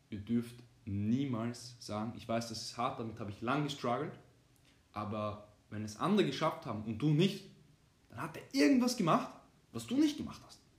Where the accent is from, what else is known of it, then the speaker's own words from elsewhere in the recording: Austria; bin 20 Jahre jung, studiere zurzeit, habe meinen, äh, bei den Deutschen heißt das Abitur, bei uns in Österreich heißt das ähm, Matura abgeschlossen vor zwei Jahren